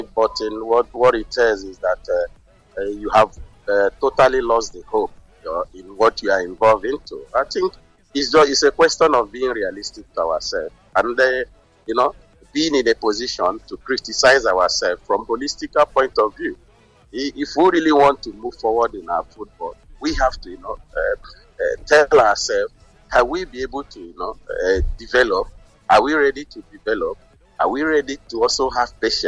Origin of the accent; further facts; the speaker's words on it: Nigeria; now in Spain; I'm a coach and I'm a Nigerian